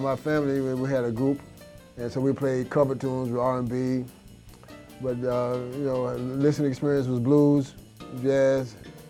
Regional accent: Winston-Salem, North Carolina, United States; percussionist. I'm from Winston-Salem, North Carolina.

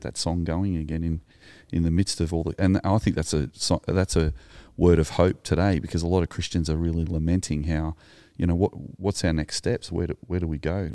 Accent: Sydney, New South Wales, Australia; you and I grew up in Sydney around that time

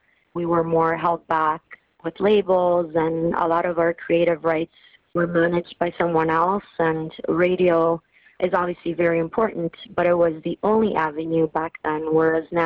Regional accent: Italy; now in Toronto, Canada; I grew up in Italy, and growing up, I used to watch Sanremo, the Italian Song Festival, with my dad

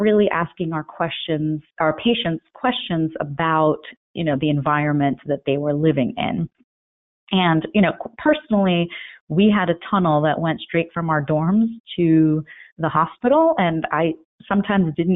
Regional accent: Elizabeth, New Jersey, United States; also born or lived in Cambridge, Massachusetts / New York City; I grew up in Elizabeth, New Jersey, really on the banks of a highly polluted river

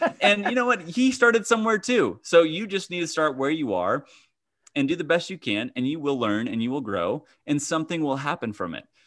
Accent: Kansas, United States; I grew up in Kansas

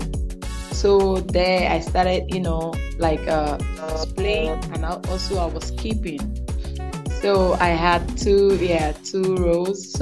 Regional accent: Lagos, Nigeria; moved away as an adult; now in Saudi Arabia; I was born and brought up in Lagos

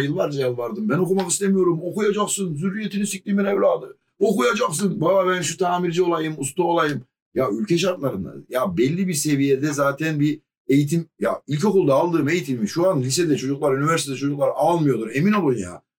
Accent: Mersin, Turkey; ben buralıyım

